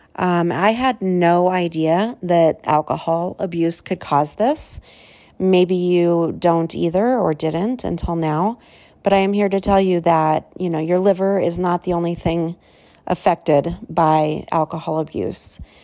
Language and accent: English; Southern California, United States; I was, uh, born and raised in Southern California